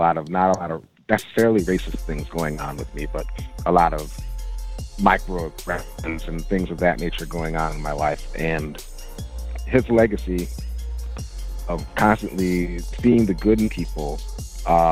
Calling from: New York, United States; calling from Brooklyn, New York.

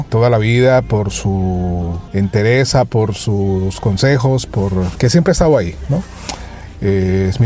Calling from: Spain; Eh, soy …, locutor profesional, les hablo desde España.

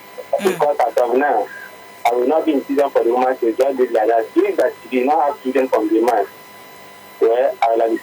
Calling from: Abuja, Federal Capital Territory, Nigeria; I'm calling from Abuja.

